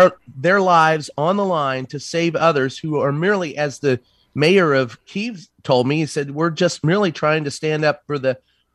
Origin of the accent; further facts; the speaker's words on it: Maryland, United States; my home state in Maryland